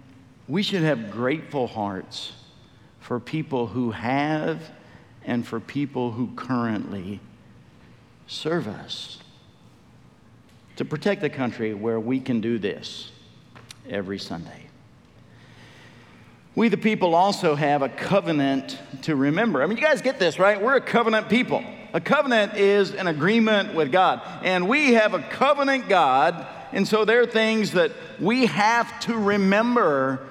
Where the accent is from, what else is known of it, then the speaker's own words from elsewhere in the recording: United States; we as American believers